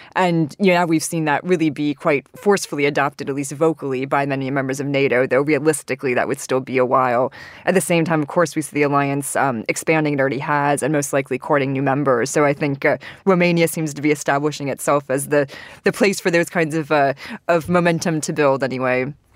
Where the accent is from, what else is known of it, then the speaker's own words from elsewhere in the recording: United States; moved away; as an American